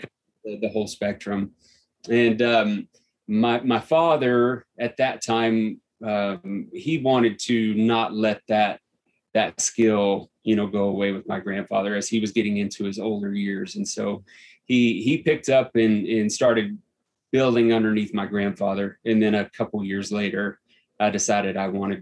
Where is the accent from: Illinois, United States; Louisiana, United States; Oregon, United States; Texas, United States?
Texas, United States; Central; now in Evergreen, United States; I grew up in Central Texas